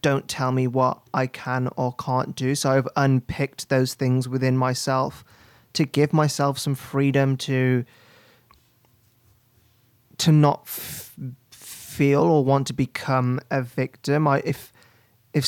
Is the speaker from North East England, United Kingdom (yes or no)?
no; West Bromwich, West Midlands, United Kingdom; I grew up in and around Birmingham, just outside of Birmingham in West Bromwich